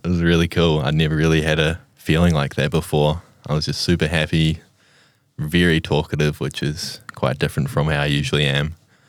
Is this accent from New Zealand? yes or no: yes; Blenheim, Marlborough, New Zealand; I'm originally from Blenheim, but we've moved around the South Island quite a bit.